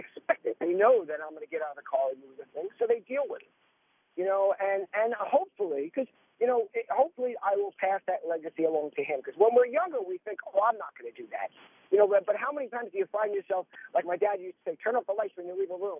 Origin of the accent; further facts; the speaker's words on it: New York, United States; I'm a New Yorker